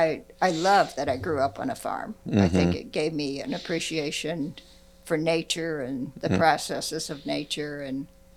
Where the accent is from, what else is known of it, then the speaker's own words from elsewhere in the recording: Gower, Missouri, United States; Well, I grew up north of Kansas City near Gower, Missouri. Went to school in Gower Church in Easton, and our address was Hempel.